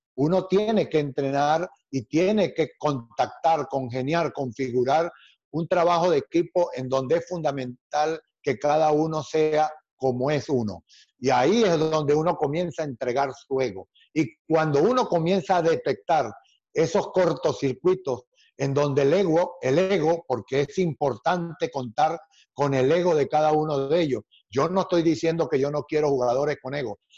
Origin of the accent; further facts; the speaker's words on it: Venezuela; Cuando yo llegué a la selección de Venezuela, mi país, Venezuela